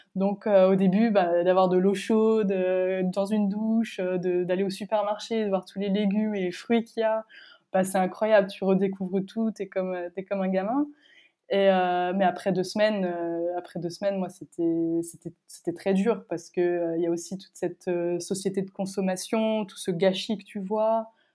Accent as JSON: {"language": "French", "country": "France", "also_born_or_lived": "Paris", "said": "moi je suis française"}